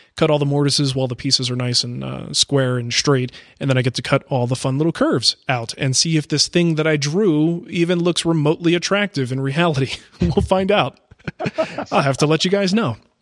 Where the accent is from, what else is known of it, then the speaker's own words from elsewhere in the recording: Arizona, United States; moved away; I'm from Arizona